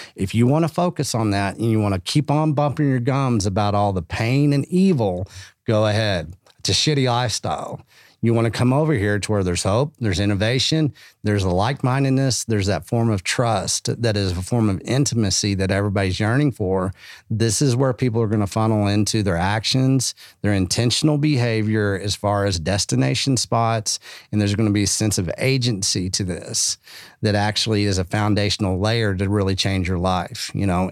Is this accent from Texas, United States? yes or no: yes; Texas, United States; now in Austin, United States; being Texan